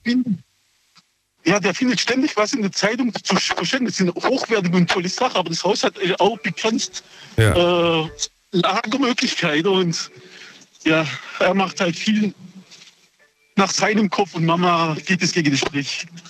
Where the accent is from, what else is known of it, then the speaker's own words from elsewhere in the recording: Oberndorf, Germany; ich bin hier in Oberndorf geboren